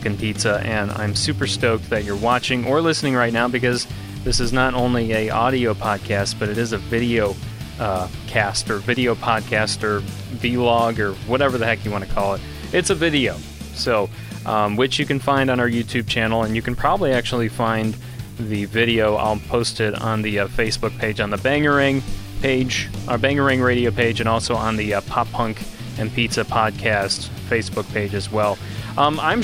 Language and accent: English; Kankakee, Illinois, United States; the Kankakee, Illinois area, which is my hometown area where I'm from